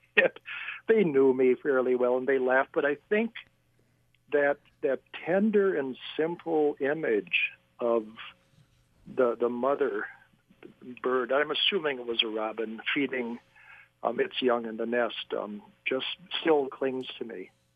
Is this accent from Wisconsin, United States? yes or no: yes; La Crosse, Wisconsin, United States; I was raised in La Crosse, Wisconsin